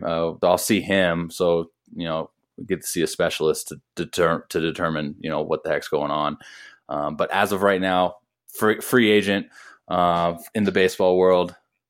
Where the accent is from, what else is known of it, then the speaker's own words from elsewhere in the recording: Toledo, Ohio, United States; born there; I was born in Toledo, Ohio, when he was in the Tigers organization playing for the Mud Hens.